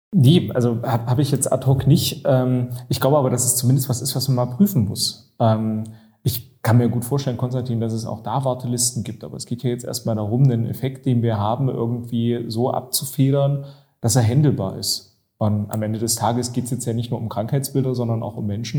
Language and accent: German; Halle, Saxony-Anhalt, Germany; ich bin ja gebürtiger Hallenser